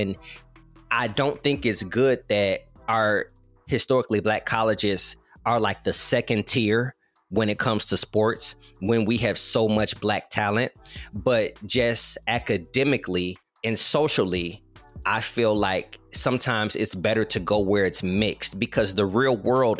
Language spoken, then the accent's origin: English; Chicago, Illinois, United States; growing up in Chicago, which was so segregated